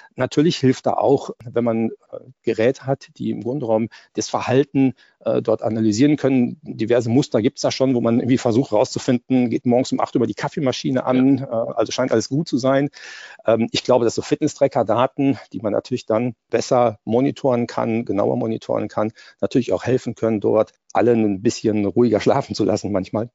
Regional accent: Germany; als Europäer und als Deutsche

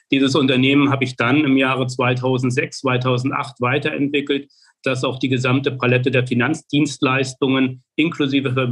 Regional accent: Mecklenburg-Vorpommern, Germany; Ich bin hier in Mecklenburg-Vorpommern aufgewachsen, habe die ersten zwei Lebensjahrzehnte hier verbringen dürfen

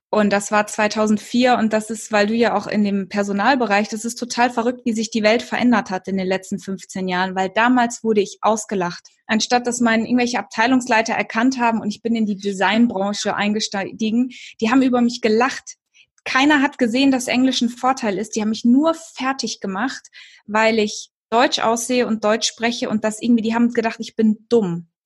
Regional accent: Kenya; ja, ich bin in Kenia geboren und aufgewachsen. Viele denken ja immer, dass es Südafrika ist

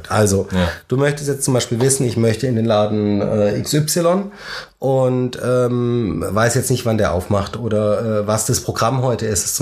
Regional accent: Baden-Württemberg, Germany; Als Schwabe heißt es, es war echte Gutsesse.

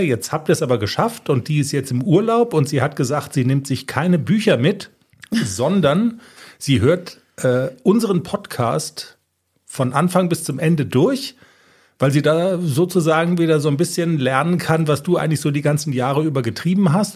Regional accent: Darmstadt, Hesse, Germany; ich bin in Darmstadt aufgewachsen

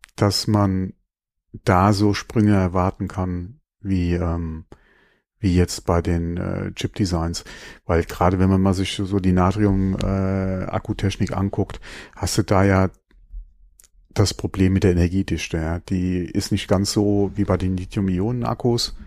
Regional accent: Germany; bei uns in Deutschland

